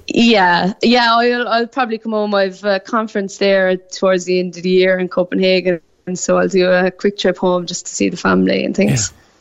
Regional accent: Newmarket, Munster, Ireland; moved away as an adult; now in Sydney, Australia; I'm from Newmarket in North Cork.

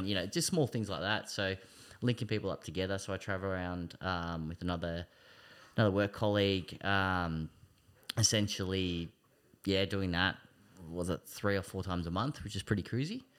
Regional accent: Greensborough, Victoria, Australia; also born or lived in Kangaroo Ground / Smiths Gully / Eltham; I was born in Greensboro. Um, I've lived a lot of different areas. I've lived out in Hillsville, um, out in Kangaroo Ground, um, Smith Gully

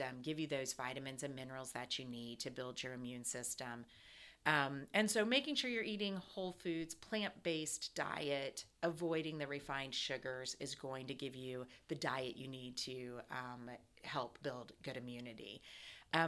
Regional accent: Ohio, United States; now in Atlanta, United States

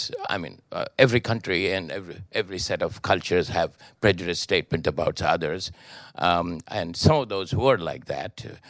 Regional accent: India; moved away; it was almost like any American propaganda when I was growing up in India we saw, you know.

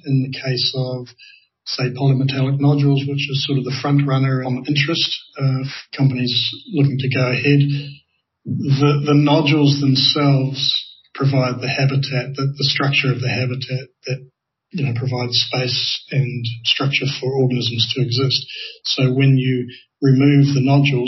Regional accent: New Zealand; I come from New Zealand

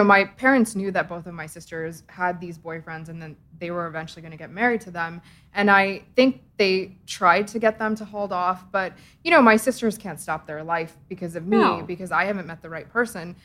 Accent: Edison, New Jersey, United States; I grew up in Edison, which is, you know, the Indian capital of United States.

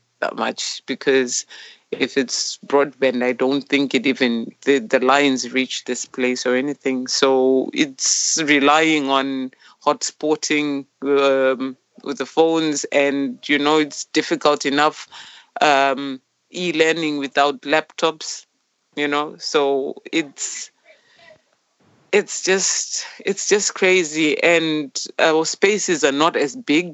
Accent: Zimbabwe; moved away as an adult; now in Mosney, Ireland; I'm from Zimbabwe originally. I've been here since 2018, August.

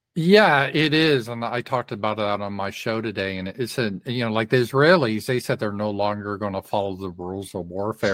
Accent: Colorado, United States; now in Arkansas, United States; I was raised in Colorado

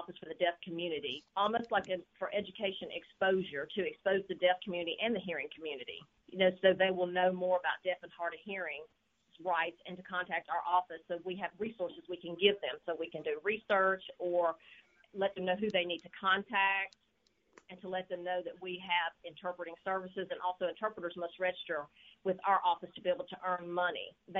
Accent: Massachusetts, United States; moved away as an adult; How I arrived here in Mississippi, first of all, I grew up in Massachusetts, and I moved here for a job opportunity as a VR counselor for the deaf.

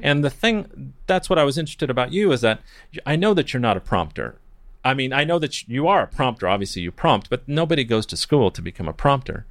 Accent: Newport Beach, California, United States; also born or lived in Redlands, California / Mexico; I grew up, uh, well, I grew up in Newport Beach. I was born in Redlands, California

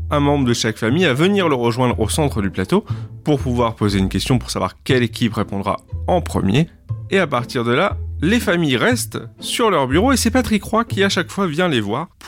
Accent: Toulouse, Occitania, France; À Toulouse, on habite tous les deux, elle de Paris, moi je suis de Toulouse

